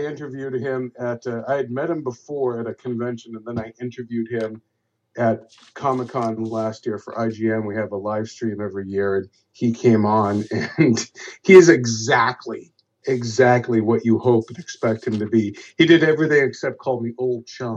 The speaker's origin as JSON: {"language": "English", "town": "Boston", "region": "Massachusetts", "country": "United States", "also_born_or_lived": "Los Angeles", "said": "I'm from Boston, and I stayed home to you know be with my family"}